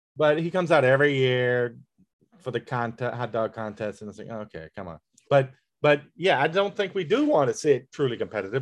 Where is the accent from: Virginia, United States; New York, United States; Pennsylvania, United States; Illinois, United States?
Virginia, United States; Tappahannock; moved away; my hometown, uh, Tappahannock